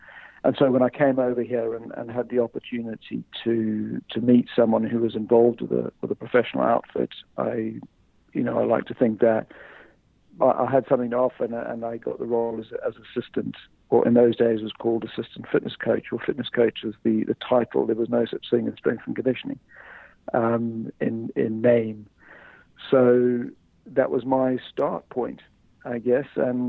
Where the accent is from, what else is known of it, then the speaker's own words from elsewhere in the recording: South Africa; moved away as an adult; now in United Kingdom; I came over from South Africa to do a personal training qualification here.